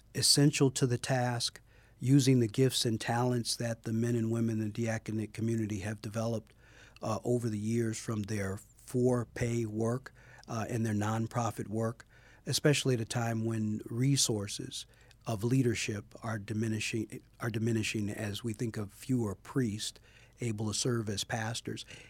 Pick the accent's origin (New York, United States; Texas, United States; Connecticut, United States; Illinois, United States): Illinois, United States; Chicago; moved away as an adult; Born and raised in Chicago, on the west side of Chicago.